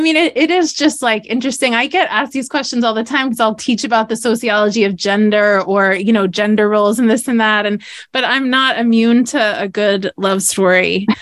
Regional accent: outside of Boston, Massachusetts, United States; But I grew up in outside of Boston. I'm a New Englander.

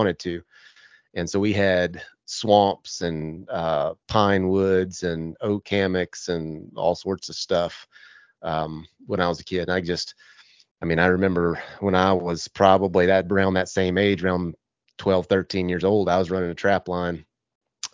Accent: the South, United States; growing up in the South

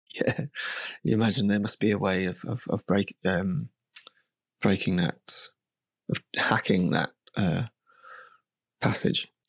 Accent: United Kingdom; now in Margate, United Kingdom; I'm definitely a product of being British

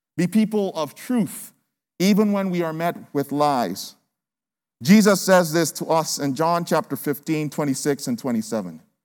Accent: Nigeria; now in United States; I'm from Nigeria

